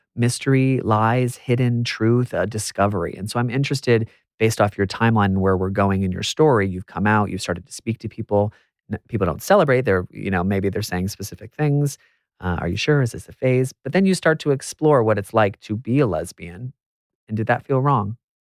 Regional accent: United States; I'm American

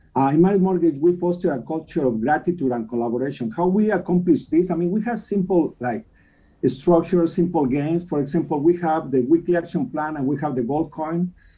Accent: Mexico City, Mexico; English is a second language; moved away as an adult; also born or lived in Ensenada, Baja California, Mexico; now in United States; I grew up in Mexico City, but I went to Ensenada

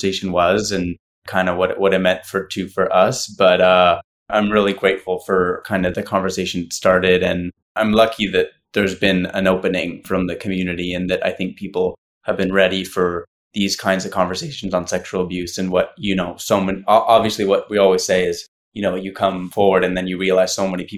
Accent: Ottawa, Ontario, Canada; I'm from Canada. I'm from Ottawa originally

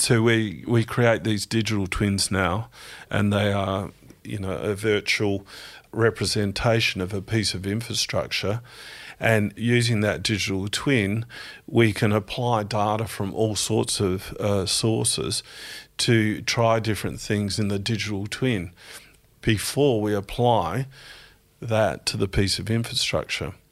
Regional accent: Strathalbyn, South Australia, Australia; also born or lived in Adelaide; I grew up in South Australia, in country South Australia, in Strathalbyn.

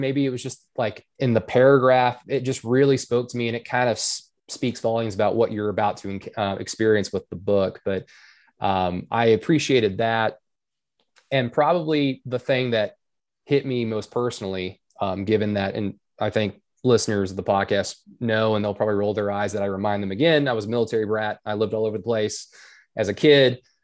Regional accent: Norman, Oklahoma, United States; my hometown in Oklahoma

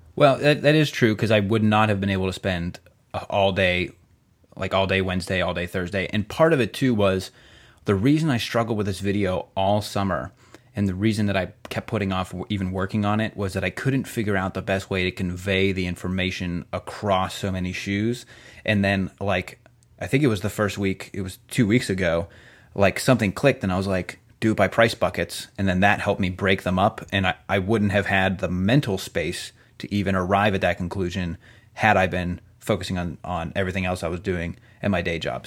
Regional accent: outside of Cleveland, Ohio, United States; I grew up right outside of Cleveland

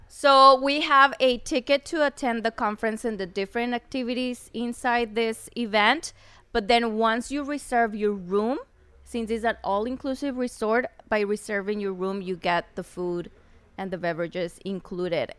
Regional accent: Chihuahua, Mexico; English is a second language; moved away as an adult; also born or lived in Ciudad Juarez, Mexico / United States; now in Mexico City, Mexico; I was born in Chihuahua

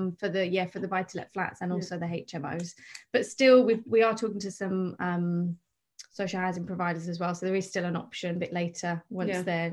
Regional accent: England, United Kingdom; I'm English.

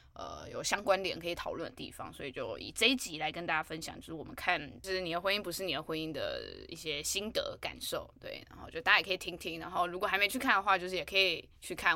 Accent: New Taipei, Taiwan; 我是新北人

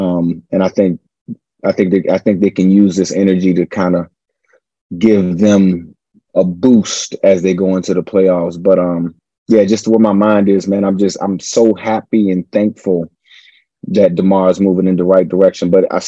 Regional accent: Richmond, Virginia, United States; I'm from Richmond, Virginia, the old capital of the Confederacy.

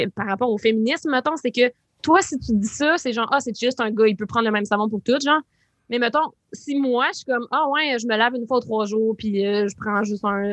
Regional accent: La Sarre, Quebec, Canada; also born or lived in Rouyn-Noranda; J'ai grandi à La Lassar

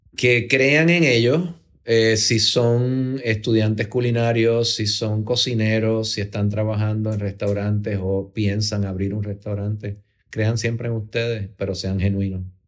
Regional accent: Puerto Rico; somos, todos los puertorriqueños

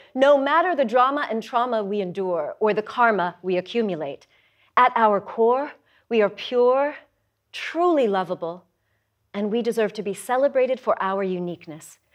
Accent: Denver, Colorado, United States; also born or lived in Nevada; My mother then moved our family to Denver, Colorado

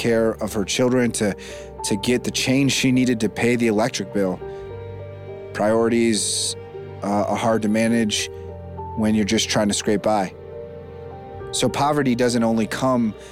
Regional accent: Cleveland, Ohio, United States; my hometown here in Cleveland, Ohio

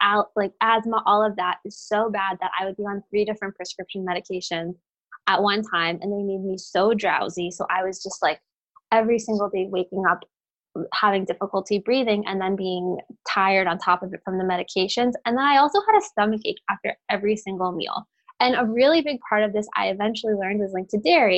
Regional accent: Florida, United States; also born or lived in Brooklyn, New York; now in New Jersey, United States; I grew up in Florida

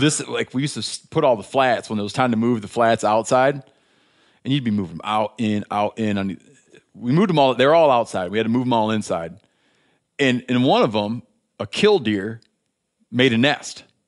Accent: Michigan, United States; moved away; being from my home state of Michigan

